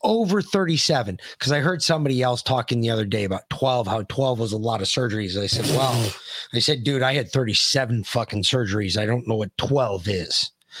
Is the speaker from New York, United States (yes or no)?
yes; New York City, New York, United States; We grew up in New York City.